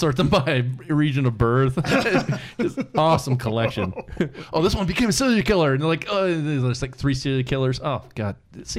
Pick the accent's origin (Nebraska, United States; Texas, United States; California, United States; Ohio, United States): California, United States; born there; Maybe it's because I was born in California.